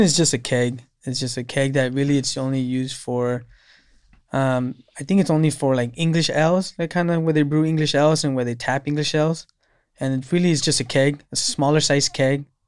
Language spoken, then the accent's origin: English; Salinas, California, United States; I was born and raised in Salinas